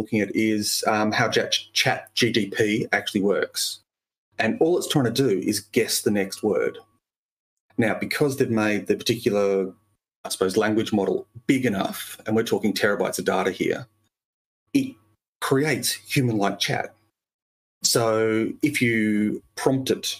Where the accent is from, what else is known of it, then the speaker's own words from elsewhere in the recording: Australia; I'm an Australian human